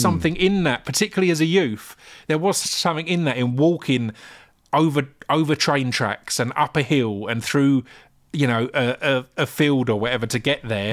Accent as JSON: {"language": "English", "area": "Essex", "region": "East of England", "country": "United Kingdom", "tie": "born or raised there", "said": "growing up in Essex"}